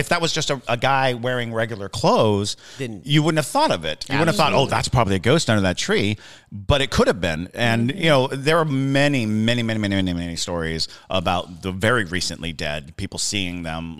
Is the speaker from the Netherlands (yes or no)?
no; Germany; also born or lived in Italy / Hinesville, United States; I grew up in Germany and Italy, and then I graduated high school in Hinesville, Georgia.